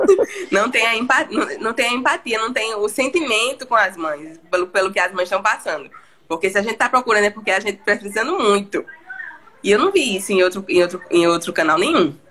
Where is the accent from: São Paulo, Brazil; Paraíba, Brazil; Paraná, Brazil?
Paraíba, Brazil; João Pessoa; sou de João Pessoa, na Paraíba